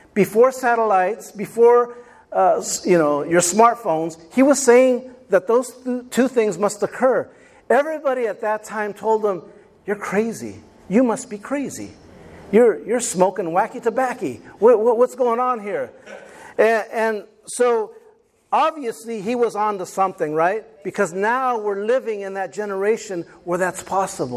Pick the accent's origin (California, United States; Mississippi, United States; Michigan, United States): California, United States; Rutherford; where we grew up in Rutherford, we grew up out in the country